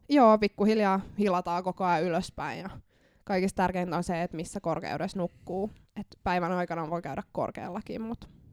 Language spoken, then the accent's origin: Finnish; Lahti, Päijät-Häme, Finland; mä oon lahtelainen